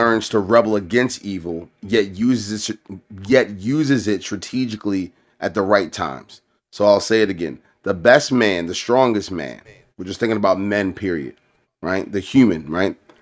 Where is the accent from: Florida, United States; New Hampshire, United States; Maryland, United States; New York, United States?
Maryland, United States; Baltimore; also born or lived in Columbia, Maryland; I grew up in Baltimore, but, like, my first ten years in life, I grew up in Columbia.